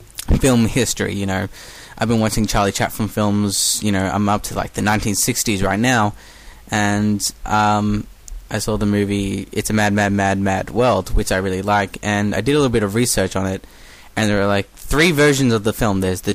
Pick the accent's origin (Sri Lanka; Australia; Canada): Australia; Melbourne, Victoria; accent: Australian; from Melbourne, Australia.